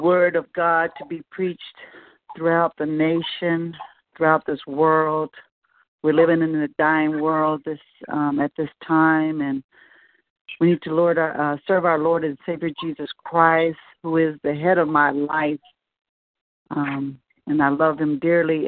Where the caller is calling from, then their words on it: Melbourne, Florida, United States; I'm calling from Melbourne, Florida